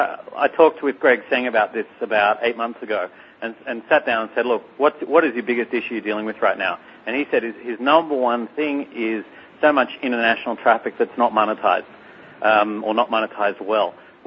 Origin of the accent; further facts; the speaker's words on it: Australia; as an Australian